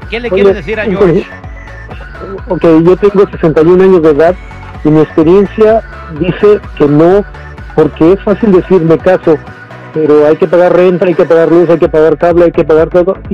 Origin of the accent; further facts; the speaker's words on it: Mexico; moved away as an adult; now in United States; yo me casé a los 18 años y me vine de México y ganando puro mínimo, mi hermano.